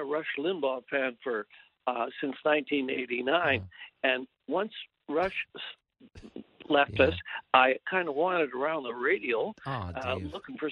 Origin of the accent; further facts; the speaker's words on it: British Columbia, Canada; We're from British Columbia.